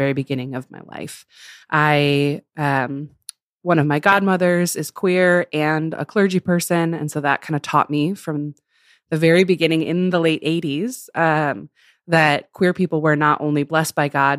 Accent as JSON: {"language": "English", "town": "Chicago", "region": "Illinois", "country": "United States", "tie": "born or raised there", "said": "I grew up in Chicago and then in the suburbs of Chicago"}